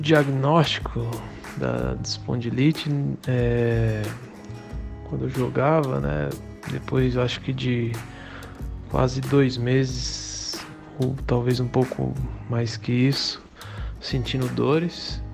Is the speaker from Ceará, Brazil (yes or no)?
no; Campina Grande, Paraíba, Brazil; now in Paulínia, Brazil; sou natural de Campina Grande, na Paraíba, atualmente moro em Paulínia, São Paulo.